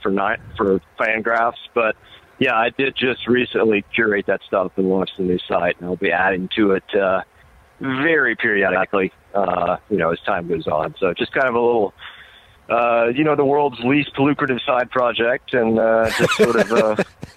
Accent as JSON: {"language": "English", "region": "Mississippi", "country": "United States", "tie": "born or raised there", "moved": "yes", "lives_now": "Chicago, United States", "said": "I am based in Chicago. However, I grew up in Mississippi"}